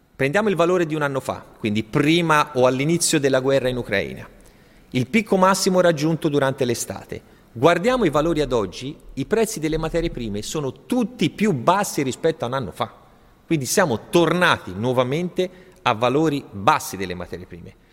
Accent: Italy; siamo cresciuti in Italia

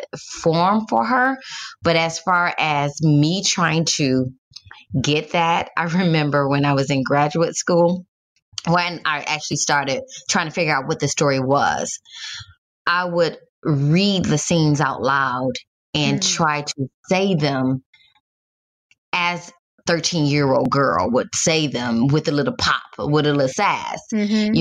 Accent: Detroit, Michigan, United States; moved away; I'm from Detroit originally

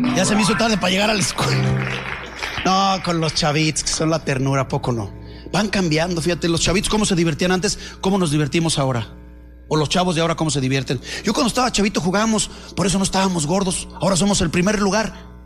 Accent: León, Guanajuato, Mexico; moved away as an adult; now in Guadalajara, Mexico; Yo soy de León, Guanajuato

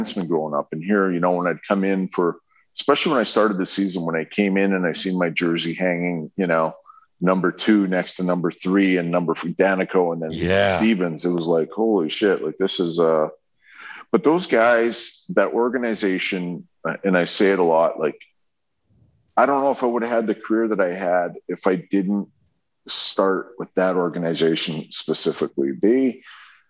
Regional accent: Fishing Lake, Alberta, Canada; moved away; I'm from Fishing Lake, Alberta

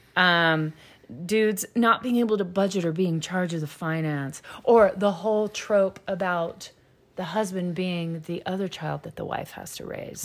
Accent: the South, United States; I'm from the South

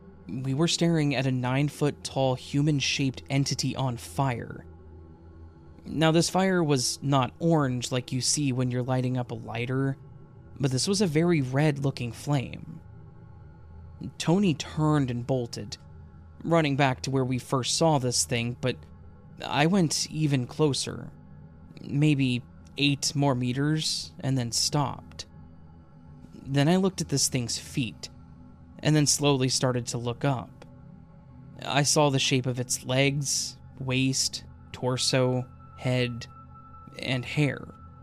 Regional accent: Adelaide, South Australia, Australia; I'm from Adelaide, Australia.

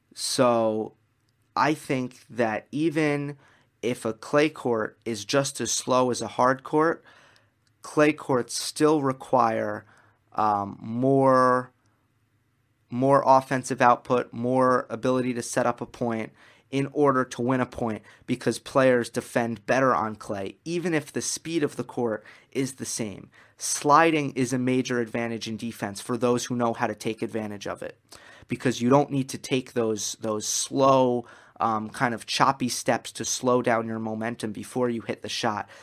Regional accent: New York, United States; I'm from New York

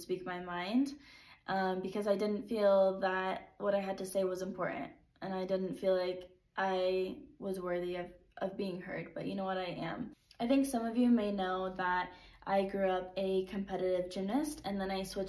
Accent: San Diego, California, United States; moved away; also born or lived in Utah; I am from San Diego

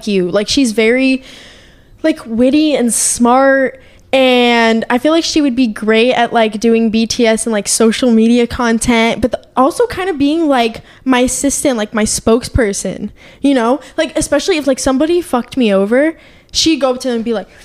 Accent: United States; I'm American

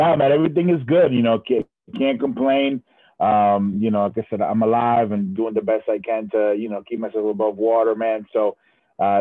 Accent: Providence, Rhode Island, United States; moved away as an adult; also born or lived in Puerto Rico / Dominican Republic / Florida; I was raised in Providence, Rhode Island.

